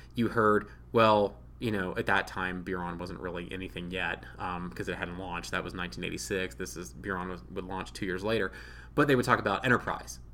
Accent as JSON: {"language": "English", "region": "Ohio", "country": "United States", "said": "I'm from Ohio."}